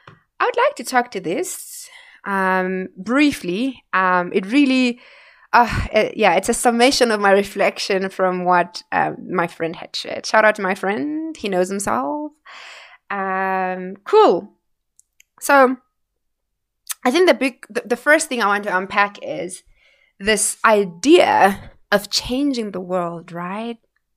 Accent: Windhoek, Khomas, Namibia; You know, I grew up in Vanaheda, you know, here in Windhoek

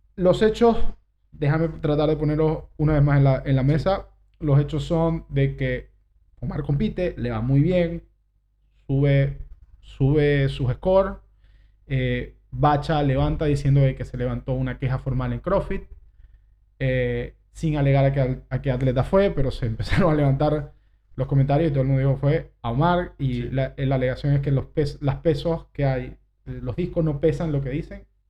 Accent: Argentina; born or raised there; now in Uruguay

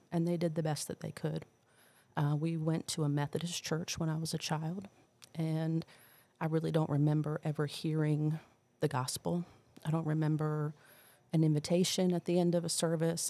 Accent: New Jersey, United States; moved away; I'm from New Jersey originally

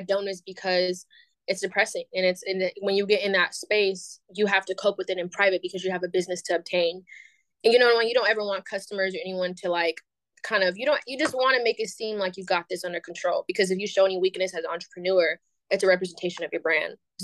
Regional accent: Bay Area, California, United States; moved away as an adult; now in Atlanta, United States; born and raised in the Bay Area. I now live in Atlanta

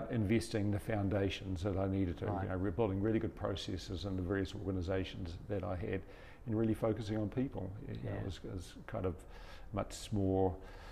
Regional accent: New Zealand; born or raised there

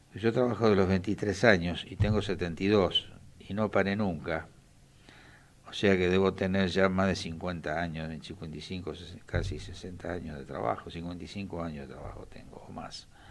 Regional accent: Quilmes, Buenos Aires Province, Argentina; yo soy oriundo de Quilmes

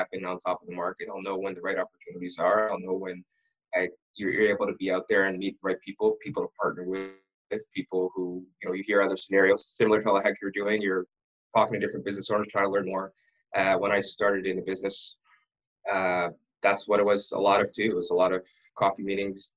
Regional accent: Ottawa, Ontario, Canada; I was born and raised in Ottawa

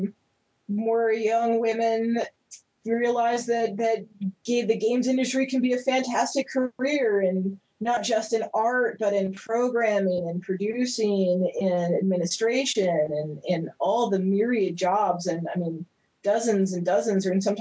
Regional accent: Pensacola, Florida, United States; accent: Southern; moved away; you can hear my Southern accent coming through.

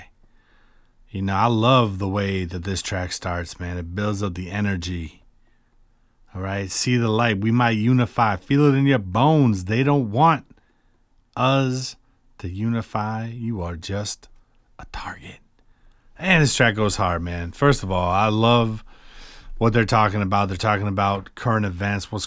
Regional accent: Cedar Rapids, Iowa, United States; I grew up in Cedar Rapids, Iowa

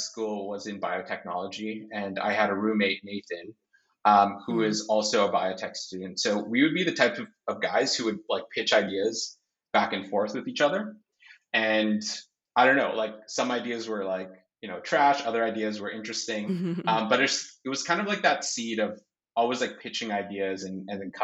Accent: Canada; I was born in Canada, and as you are aware, Canada is very diverse

